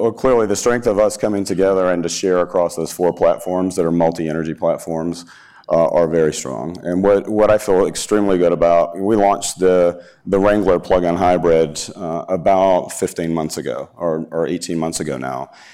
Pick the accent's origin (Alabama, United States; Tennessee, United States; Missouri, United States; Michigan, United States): Alabama, United States; moved away; I'm from Alabama